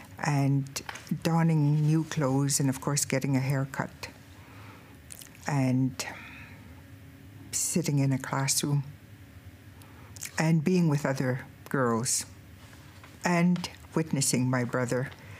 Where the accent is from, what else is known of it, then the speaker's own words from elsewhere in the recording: Kehewin First Nation, Alberta, Canada; I'm 62 years old. I'm from the Kihiwin First Nation in Alberta.